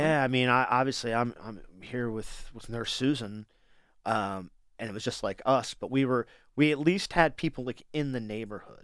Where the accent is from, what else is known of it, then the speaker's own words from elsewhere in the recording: Wilmington, Delaware, United States; I'm from Wilmington